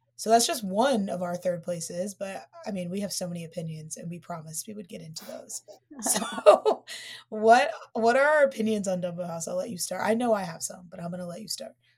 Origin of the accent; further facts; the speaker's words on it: Dayton, Ohio, United States; now in New York, United States; I'm from Dayton